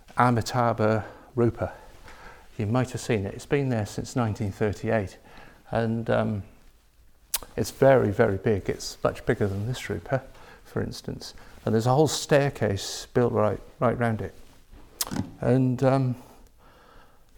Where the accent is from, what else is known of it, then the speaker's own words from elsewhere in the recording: Lake District, Cumbria, North West England, United Kingdom; I grew up in the Lake District near Windermere in Cumbria